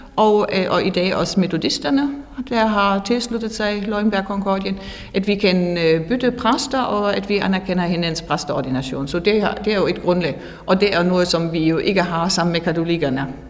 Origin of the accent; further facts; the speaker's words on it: Northern Germany, Germany; Danish is a second language; moved away as an adult; now in Fredericia, Denmark; jeg kommer fra Nordtyskland oprindeligt